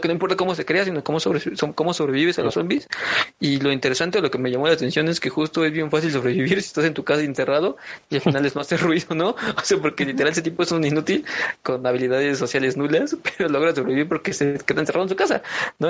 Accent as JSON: {"language": "Spanish", "country": "Mexico"}